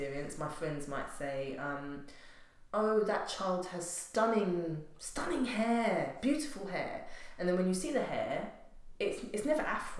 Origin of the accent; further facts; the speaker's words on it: England, United Kingdom; also born or lived in Grenada; growing up in England. I was born in the Caribbean, but grew up here